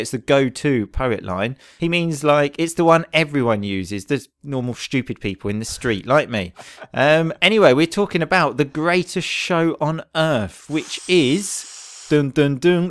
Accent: England, United Kingdom; Especially stuff related to England, because obviously we are both English.

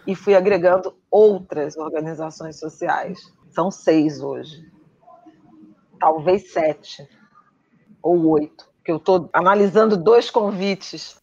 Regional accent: Rio de Janeiro, Brazil; eu cresci no subúrbio, né, de Irajá, em conjunto habitacional

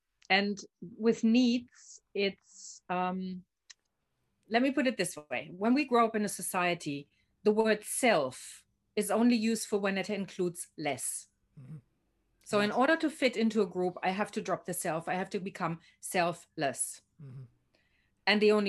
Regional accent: Germany; born there; I've lived in 9 and I've worked in 16 countries, but I was born in Germany.

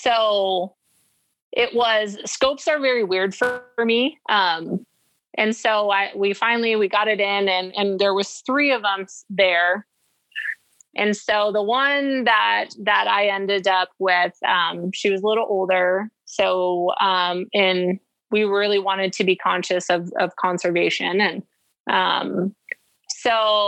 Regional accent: Arizona, United States; I'm from Arizona and Idaho

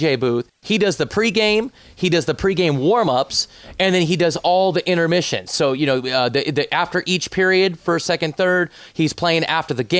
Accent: the Northwest, Pacific Northwest, United States; now in Las Vegas, United States; I'm from the Northwest, so I'm rooting on my home team.

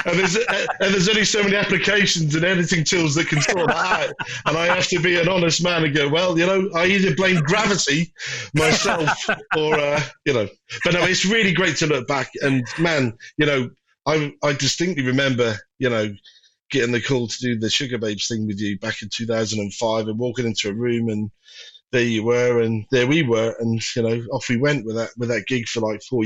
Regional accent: Norwich, East of England, United Kingdom; moved away as an adult; now in Liverpool, United Kingdom; Originally, no, I'm from Norwich in Norfolk. But I moved to Liverpool in 1994.

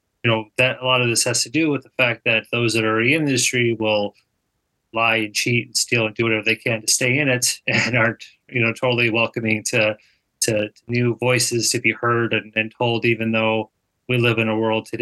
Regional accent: Minnesota, United States; also born or lived in Illinois; I grew up in Minnesota.

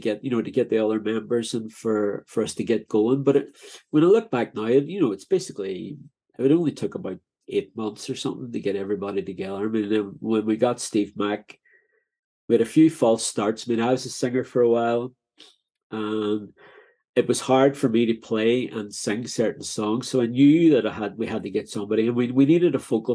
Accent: Derry, Northern Ireland, United Kingdom; moved away as an adult; also born or lived in London; growing up in Derry

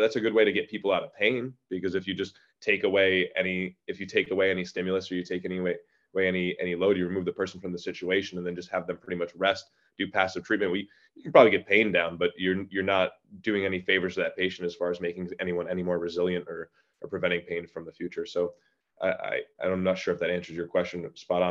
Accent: Orange County, New York, United States; I'm from Orange County, New York

